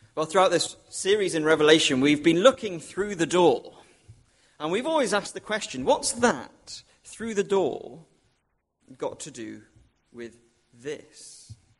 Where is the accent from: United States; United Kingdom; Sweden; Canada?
United Kingdom; Wrexham, Wales; moved away; when I used to live with my parents, um, it was in North Wales, and I used to sometimes go and watch my hometown football club, um, Wrexham